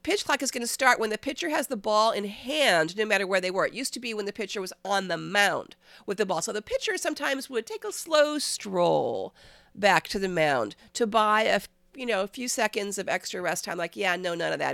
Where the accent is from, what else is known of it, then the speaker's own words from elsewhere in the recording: Cleveland, Ohio, United States; I'm from Cleveland